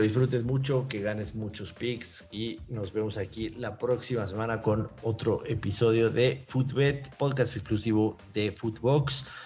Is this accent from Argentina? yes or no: no; Mexico City, Mexico; Nací en México, México Distrito Federal en aquellos tiempos, hoy Ciudad de México